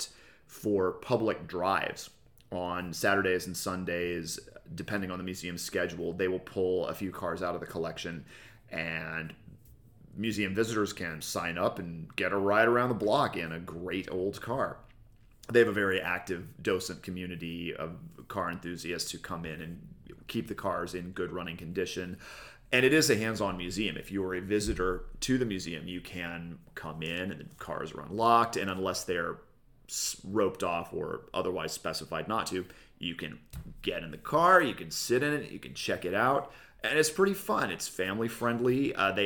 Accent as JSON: {"language": "English", "town": "El Segundo", "region": "California", "country": "United States", "tie": "born or raised there", "said": "here in El Segundo, my hometown."}